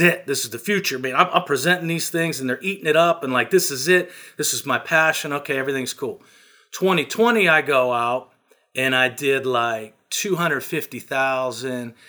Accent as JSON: {"language": "English", "area": "small town near Pittsburgh", "region": "Pennsylvania", "country": "United States", "tie": "born or raised there", "said": "I'm from a small town. I'm not a suburb of Picks, Pittsburgh. I'm the next step down. You know, there's fifteen thousand people in my hometown."}